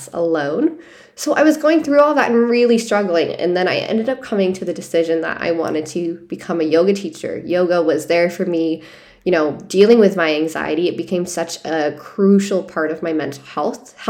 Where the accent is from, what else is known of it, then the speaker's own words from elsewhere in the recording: Hudson, Ohio, United States; moved away as an adult; also born or lived in San Diego, California; I'm from Hudson, Ohio. I went to, you know, grade school, went to college there.